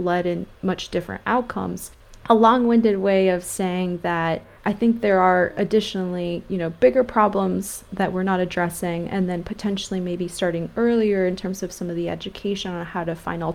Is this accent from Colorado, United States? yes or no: no; California, United States; I grew up in California